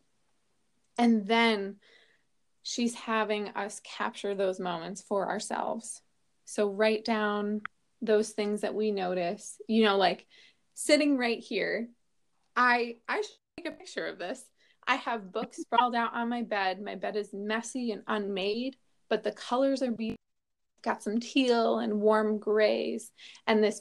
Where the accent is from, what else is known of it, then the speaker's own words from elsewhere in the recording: New Jersey, United States; moved away; I'm originally from New Jersey. I've just got that Jersey curl in me.